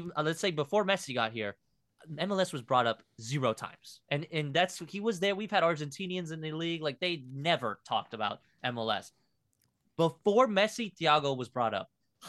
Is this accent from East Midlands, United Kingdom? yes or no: no; Liverpool, North West England, United Kingdom; born there; I was born in Liverpool, bro.